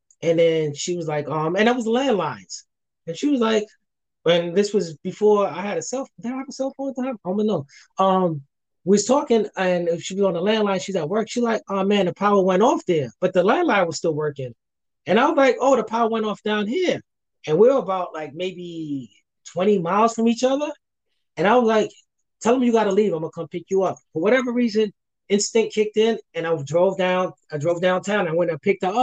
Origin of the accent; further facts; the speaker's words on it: New York City, New York, United States; moved away; I'm originally from New York, from Brooklyn